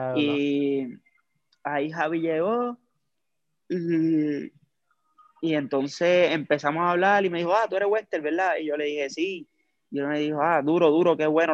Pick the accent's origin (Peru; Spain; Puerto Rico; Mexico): Puerto Rico; Lares; soy natural de Lares, de Lares, Puerto Rico